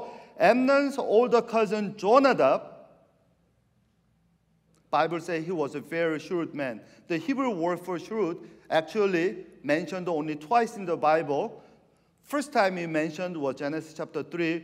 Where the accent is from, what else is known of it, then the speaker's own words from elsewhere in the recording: Argentina; now in San Francisco Bay Area, United States; I'm from South America, you know. I went to high school in Argentina